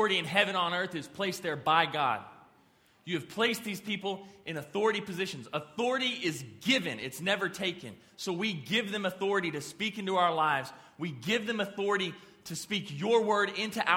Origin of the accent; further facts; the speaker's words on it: Amarillo, Texas, United States; I'm from Amarillo.